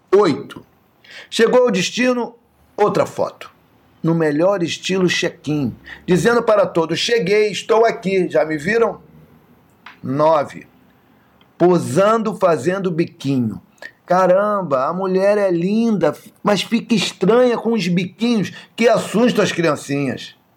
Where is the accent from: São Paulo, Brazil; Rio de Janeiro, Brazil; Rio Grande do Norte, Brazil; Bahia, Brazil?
Rio de Janeiro, Brazil; Nasci em Madureira, não nasci em Nova York